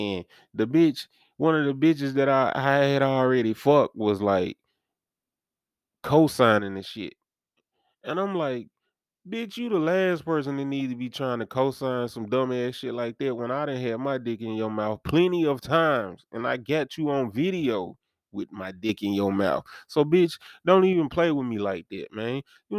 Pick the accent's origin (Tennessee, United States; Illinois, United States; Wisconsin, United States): Tennessee, United States; Dyersburg; It's like I come from Dyersburg, so there's much of a faster pace for me.